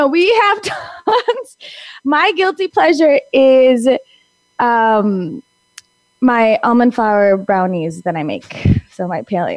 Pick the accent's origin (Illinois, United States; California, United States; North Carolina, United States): Illinois, United States; Naperville; I was born and raised in Naperville, Illinois